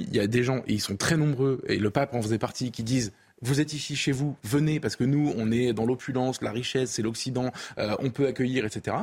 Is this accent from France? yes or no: yes; France; en tant que Français